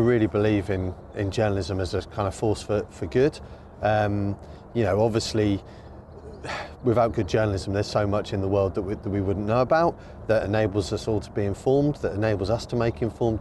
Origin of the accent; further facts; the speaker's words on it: Suffolk, East of England, United Kingdom; now in Norwich, United Kingdom; I was born in Norwich, and despite growing up in Suffolk, Norfolk and Norwich was always the place that I kind of looked to as home